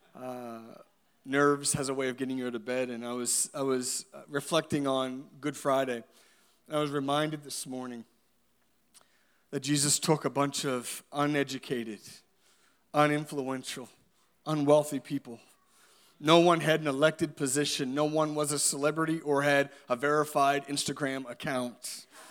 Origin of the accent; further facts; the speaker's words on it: Halifax, Nova Scotia, Canada; I grew up in Halifax